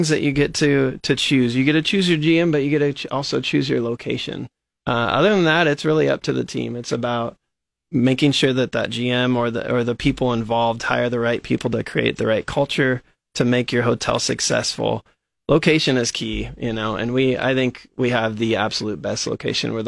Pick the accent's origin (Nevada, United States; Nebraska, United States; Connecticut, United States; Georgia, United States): Nebraska, United States; Hastings; moved away as an adult; now in Lincoln, United States; I'm originally from Hastings, Nebraska, and grew up on a farm out there by Kennesaw. Went to Hastings High for high school